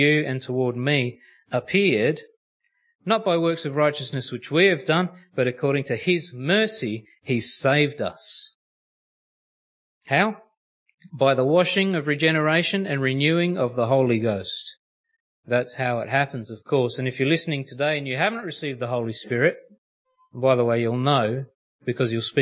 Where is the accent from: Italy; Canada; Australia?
Australia; that's how us Aussies say it